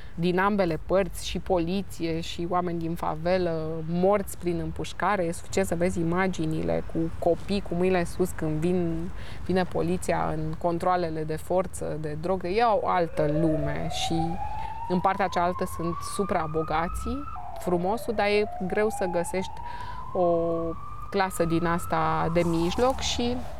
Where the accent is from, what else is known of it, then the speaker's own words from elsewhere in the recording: Romania; Sunt româncă